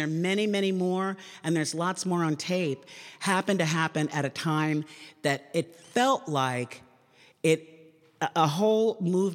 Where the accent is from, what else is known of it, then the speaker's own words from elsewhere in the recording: New York City, New York, United States; I grew up in Queens, New York, the most diverse county in the country